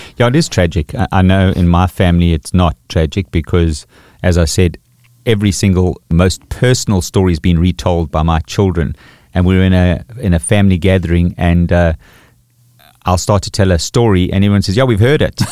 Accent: KwaZulu-Natal, South Africa; also born or lived in Pretoria; in my experience in Natal, growing up with Zulu people

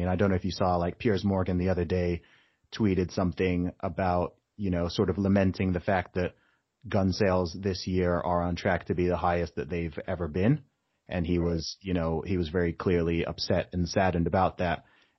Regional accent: Saudi Arabia; now in United Kingdom; So I grew up in Saudi Arabia, right? Where alcohol is illegal in Saudi Arabia, right? Dry country, no alcohol, okay?

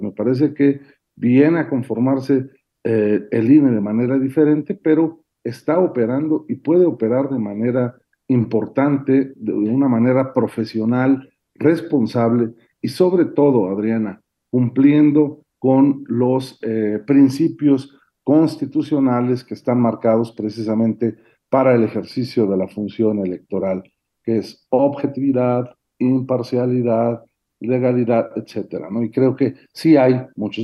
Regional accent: Puebla, Mexico; en mi pueblo, allá en Puebla

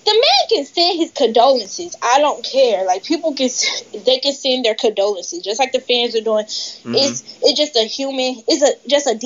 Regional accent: Atlanta, Georgia, United States; I'm from Atlanta

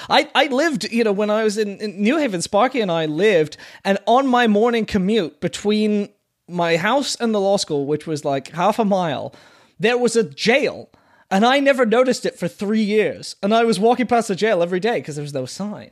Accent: Sarasota, Florida, United States; I am from Florida, and Florida, from my perspective, was a very screwed up place

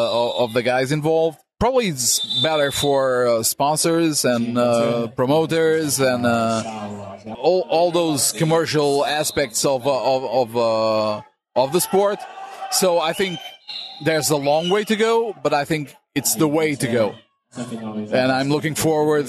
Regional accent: Portugal; Being Portuguese

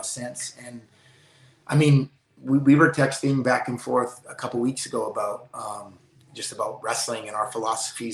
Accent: Canada; us Canadians

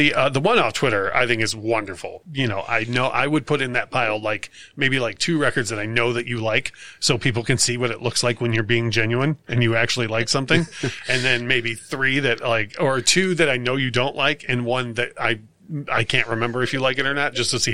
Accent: Clarkston, Michigan, United States; where I grew up in Clarkston

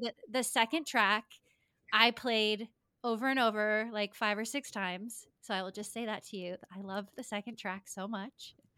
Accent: Lincoln, Rhode Island, United States; I grew up in Lincoln, Rhode Island, snooze town, U S A.

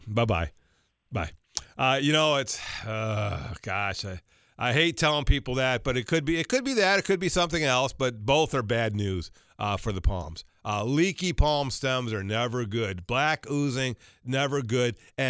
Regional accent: Georgia, United States; I can't tell you how many people I saw growing up in Georgia.

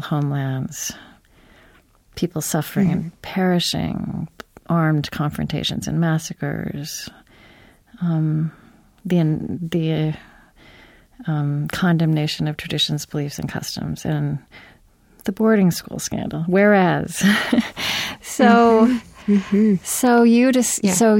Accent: Oklahoma, United States; moved away; I grew up in Oklahoma.

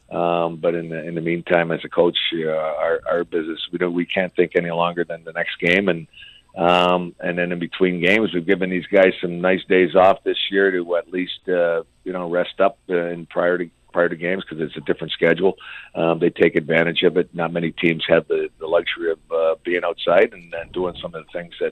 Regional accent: Windsor, Ontario, Canada; I grew up in Windsor, so we'd go the odd time we go to Hazel or DRC

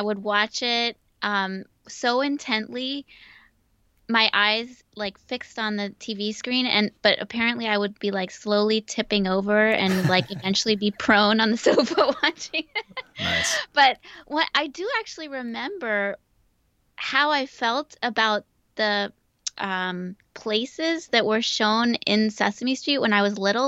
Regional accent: Chevy Chase, Maryland, United States; moved away as an adult; also born or lived in Germany; now in New York City, United States; I grew up in Chevy Chase, Maryland, right outside of Washington D.C.

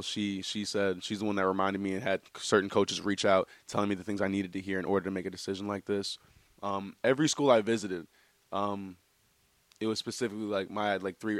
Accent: Midwest, United States; moved away as an adult; now in New Hampshire, United States; I'm a guy from the Midwest

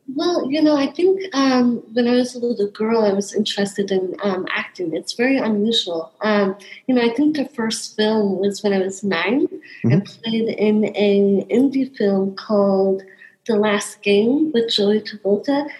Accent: North Idaho, United States; now in New York City, United States; I am originally from North Idaho

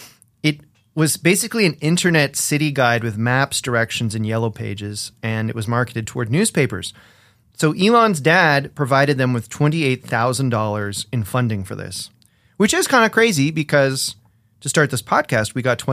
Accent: Canada; because we're Canadian, us three.

